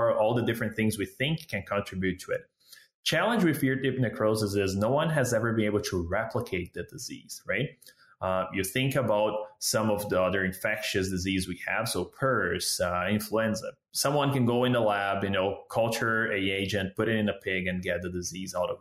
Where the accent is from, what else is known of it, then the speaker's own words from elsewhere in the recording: Brazil; moved away as an adult; also born or lived in Southeast Brazil; now in Canada; I'm a veterinarian from Brazil